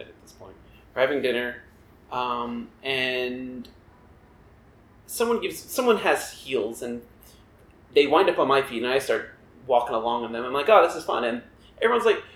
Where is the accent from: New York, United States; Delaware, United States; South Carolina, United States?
New York, United States; Long Island; moved away as an adult; also born or lived in Kingston, Pennsylvania; I grew up on Long Island, which is not far out from New York. You know, I grew up 45 minutes outside the city